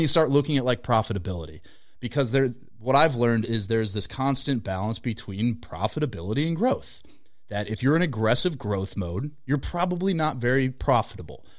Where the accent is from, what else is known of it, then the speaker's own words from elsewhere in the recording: Minnesota, United States; We're from Minnesota, so Target has, like, this extra level of importance placed on it.